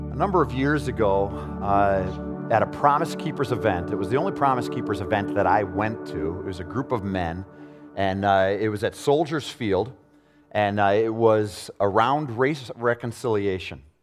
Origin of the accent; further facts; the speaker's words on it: Arlington Heights, Illinois, United States; I grew up in Arlington Heights in a home where I didn't see prejudice, really